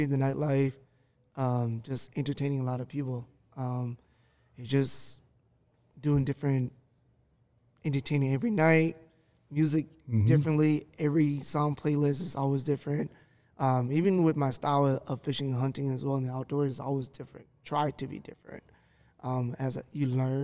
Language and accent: English; Minnesota, United States; born and raised in America too. And born and raised in Minnesota